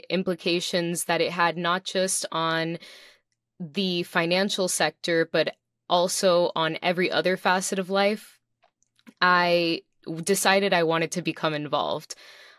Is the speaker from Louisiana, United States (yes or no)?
no; Miami, Florida, United States; also born or lived in New York / Dominican Republic / Puerto Rico; I am a Miami native. I was born and raised here in Miami, Florida